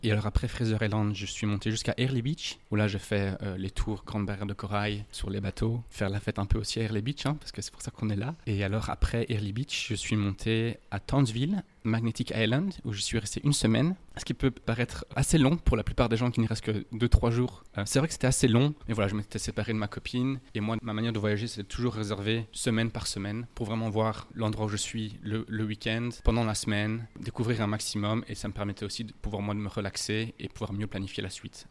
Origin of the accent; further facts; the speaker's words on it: Louvain-la-Neuve, Wallonia, Belgium; moved away as an adult; now in Cairns, Australia; je viens de Louvain-la-Neuve une ville universitaire à 20 minutes au sud de Bruxelles.